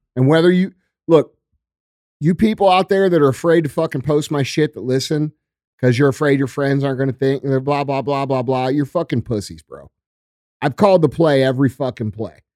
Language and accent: English; Missouri, United States; I'm from Missouri.